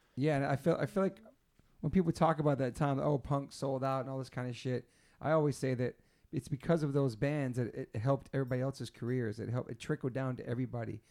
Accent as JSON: {"language": "English", "region": "East Coast", "country": "United States", "tie": "born or raised there", "said": "growing up in the East Coast"}